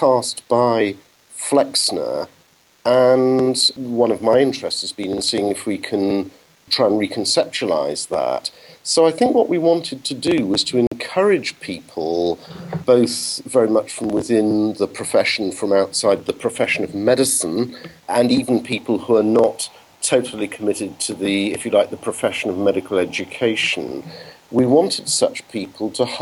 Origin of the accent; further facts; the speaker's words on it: England, United Kingdom; moved away as an adult; now in Netherlands; you can tell from my accent that that's not where I was born, and I'm English.